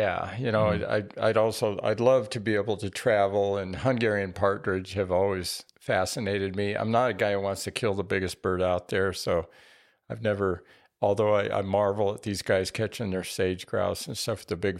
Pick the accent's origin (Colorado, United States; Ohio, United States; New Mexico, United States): New Mexico, United States; I grew up in New Mexico with scaled quail